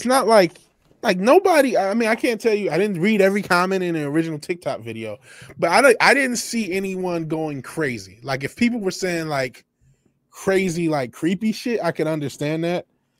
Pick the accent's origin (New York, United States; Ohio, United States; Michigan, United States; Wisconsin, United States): Michigan, United States; Apparently my home state is into it. Michigan is into it.